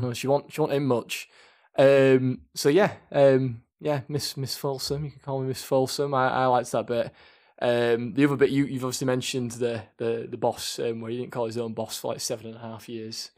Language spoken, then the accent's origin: English; Leeds, Yorkshire and the Humber, United Kingdom; we're from Leeds, and obviously, um, Leeds United fans as well